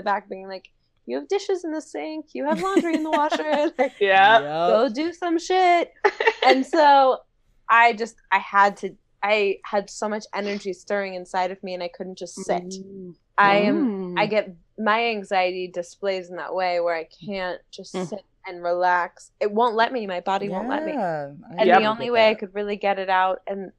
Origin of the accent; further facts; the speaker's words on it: D.C., Maryland outside Washington, United States; moved away as an adult; also born or lived in Florida; now in Los Angeles, United States; I grew up in Maryland outside Washington, D.C.